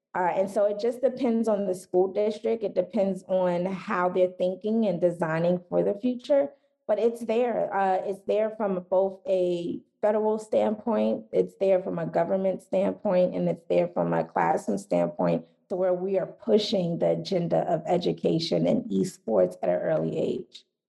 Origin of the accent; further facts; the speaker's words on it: Philadelphia, Pennsylvania, United States; I'm from Philadelphia